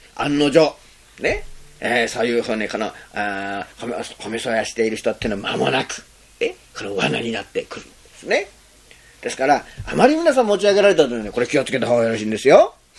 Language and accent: Japanese; Zentsuji, Kagawa, Japan; moved away; 私の生まれたところは善通寺っていうところですよねそれまずっとこういう田舎の方ですけどね